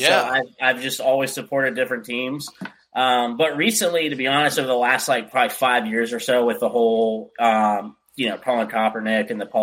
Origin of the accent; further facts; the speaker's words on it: Pennsylvania, United States; also born or lived in Michigan; So I was born here in Pennsylvania, moved to Michigan, which is just another even colder state.